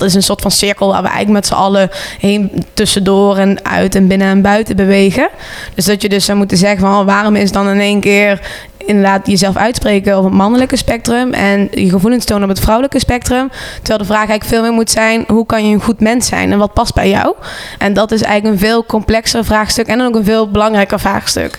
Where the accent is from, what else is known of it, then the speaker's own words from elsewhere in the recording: Venlo, Limburg, Netherlands; also born or lived in Breda; now in Rotterdam, Netherlands; Ik kom uit Venlo, heb heel lang gewoond in Breda. Woon nu in de mooie stad van Rotterdam.